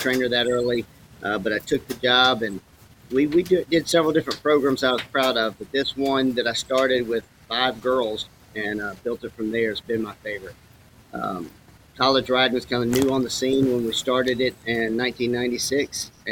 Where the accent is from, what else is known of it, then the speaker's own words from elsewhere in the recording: Auburn, Alabama, United States; moved away as an adult; also born or lived in Oklahoma; did a lot of growing up in Auburn. This is moving home for me